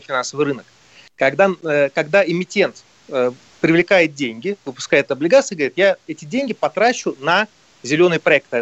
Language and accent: Russian; Moscow, Russia; мы москвичи